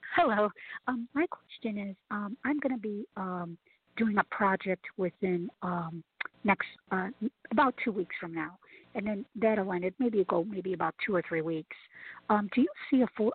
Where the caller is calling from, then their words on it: Chicago, Illinois, United States; I'm calling from Chicago.